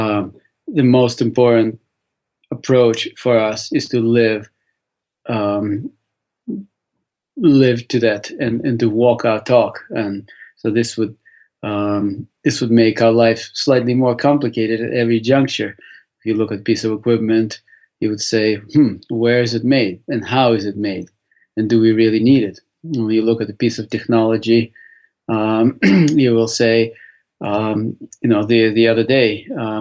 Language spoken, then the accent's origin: English; Saint Petersburg, Russia; moved away; I was born in St. Petersburg, Russia